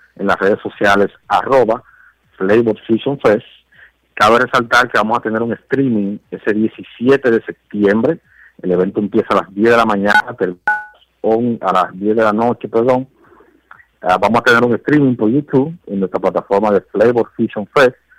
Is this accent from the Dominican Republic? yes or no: yes; Dominican Republic; como dominicano